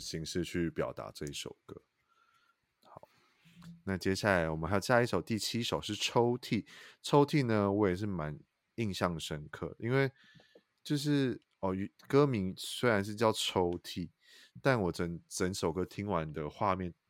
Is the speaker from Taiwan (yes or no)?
yes; Taichung, Taiwan; 身为我台中人